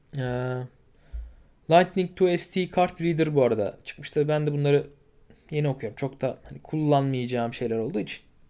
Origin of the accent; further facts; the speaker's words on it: Turkey; biz Türküz.